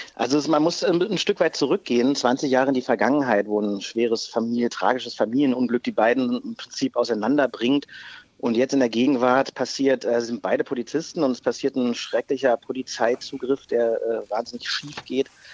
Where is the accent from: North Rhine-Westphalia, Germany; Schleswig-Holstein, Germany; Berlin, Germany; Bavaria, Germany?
Berlin, Germany; born or raised there